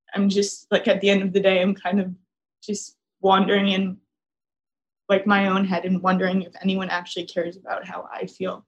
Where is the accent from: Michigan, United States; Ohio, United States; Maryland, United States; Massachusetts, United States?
Massachusetts, United States; moved away as an adult; now in Miami, United States; I live in Miami alone, and I'm from Massachusetts